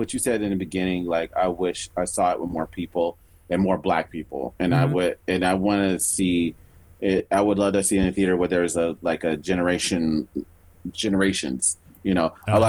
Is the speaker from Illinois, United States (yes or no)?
yes; Chicago, Illinois, United States; We're from Chicago